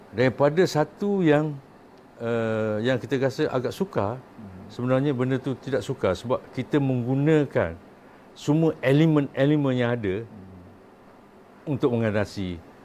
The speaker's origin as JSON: {"language": "Malay", "town": "Kemaman", "region": "Terengganu", "country": "Malaysia", "tie": "born or raised there", "moved": "yes", "said": "saya anak Kemaman. Saya orang Kemaman, budak Kemaman, besar Kemaman mak ayah saya mati di Kemaman."}